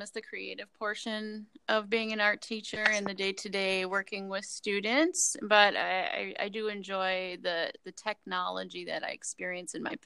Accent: Wisconsin, United States; moved away as an adult; now in Minnesota, United States; I grew up in Wisconsin, born and raised till I was 30

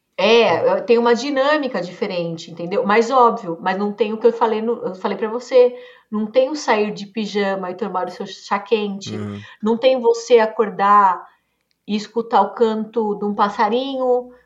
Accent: Brazil; E o brasileiro, no geral, a gente é muito comunicativo

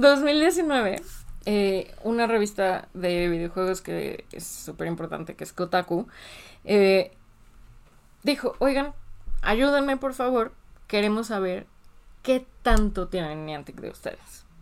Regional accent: Mexico; nosotros en México, como jugadores mexicanos, no nos ha afectado.

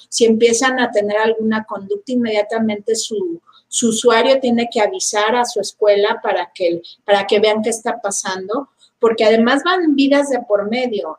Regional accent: Mexico; los mexicanos en general no sabemos escuchar y no leemos

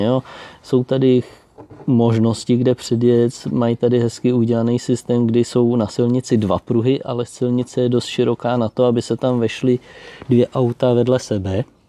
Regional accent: Czechia; moved away as an adult; now in Austria; u nás v Čechách

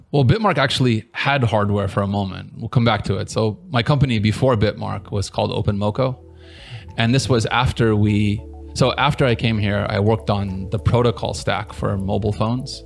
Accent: San Diego, California, United States; moved away as an adult; now in Taiwan; I'm originally from San Diego, California. I've been here for, I guess, 16 years now.

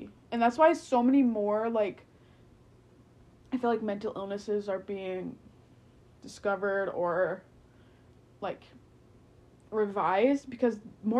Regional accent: United States; I'm American and I'm so privileged

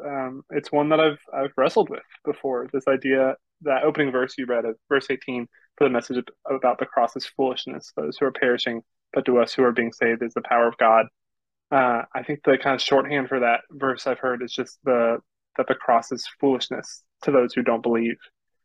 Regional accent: Florida, United States; I'm from Florida.

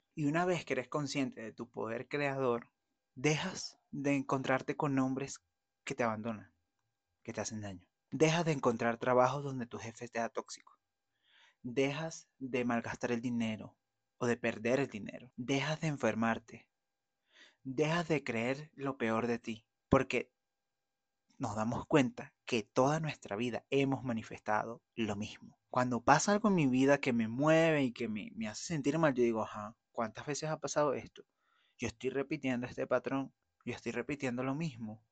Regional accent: Venezuela; moved away; yo voy a ir a Venezuela a hacer una diligencia, voy a estar con mi familia

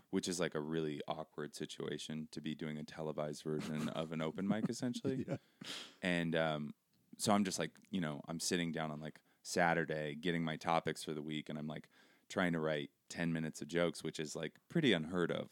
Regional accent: Seattle, Washington, United States; moved away as an adult; also born or lived in Brooklyn, New York; I grew up in Seattle.

